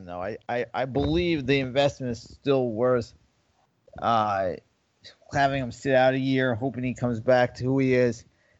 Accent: New York, United States; moved away; I grew up in New York

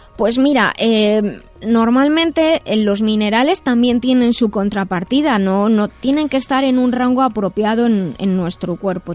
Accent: Madrid, Community of Madrid, Spain; soy de Madrid

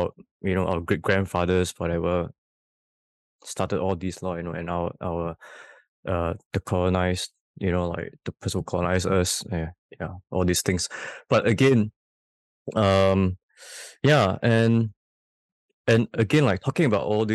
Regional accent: Malaysia; as a Malaysian

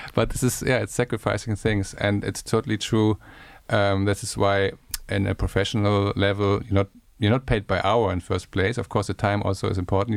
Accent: Germany; I'm from Germany and I'm from a part of Germany with a lot of rain and bad weather

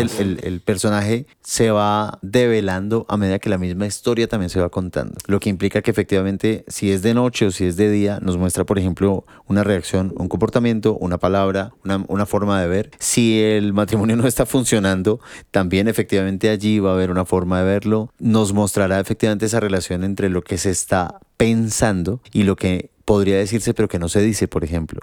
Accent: Colombia; como colombianos diría yo

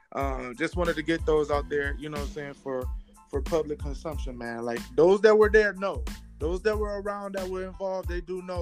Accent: Detroit, Michigan, United States; I'm from Detroit

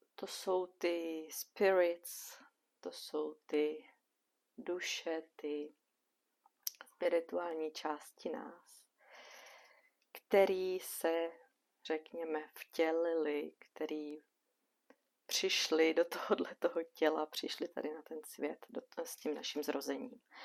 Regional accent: Bohemia, Czechia; u nás v Čechách

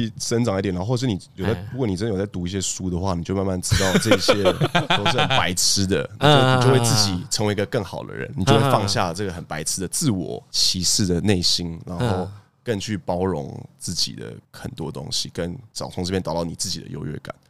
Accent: Taiwan; 我觉得那是因为我们台湾人可能有，我作为亚洲人又是比较特别的存在，因为我们有很大的身份认同的问题。

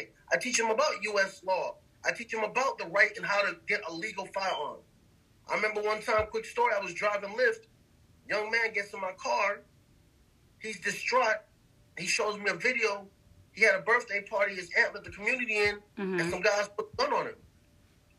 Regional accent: New York City, New York, United States; moved away; I come from the Bronx where the only two people who have guns are police and drug dealers

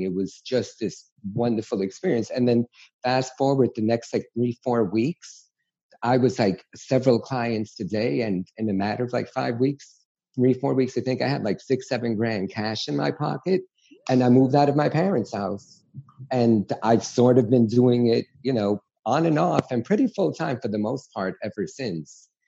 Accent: New York City, New York, United States; growing up in New York City

